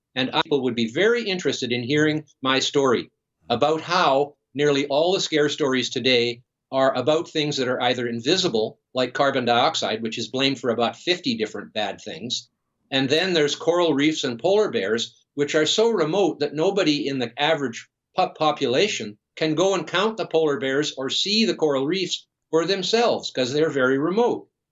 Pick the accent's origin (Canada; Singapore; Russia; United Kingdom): Canada; British Columbia; being from British Columbia, of course, I've grown up, I was born here and lived here all my life.